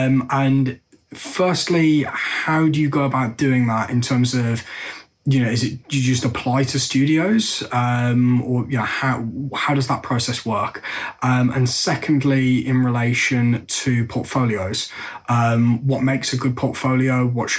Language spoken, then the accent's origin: English; England, United Kingdom; I'm from England.